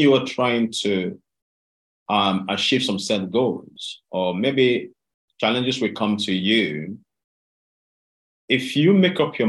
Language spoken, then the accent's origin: English; Delta, Nigeria; moved away as an adult; now in United Kingdom; I I was raised up in Delta State in Nigeria.